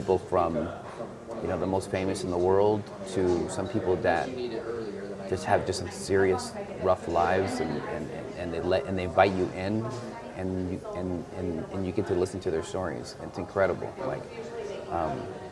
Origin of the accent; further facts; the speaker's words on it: Douglas, Arizona, United States; also born or lived in Agua Prieta, Sonora, Mexico; I'm from Agua Prieta, Sonora, raised in Douglas. So I was raised on both sides of the border.